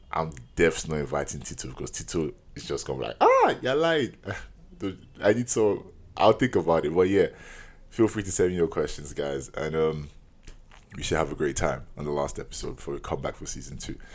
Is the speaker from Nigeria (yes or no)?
yes; Nigeria; As a Nigerian, you're born with 5 to 10 aunties and uncles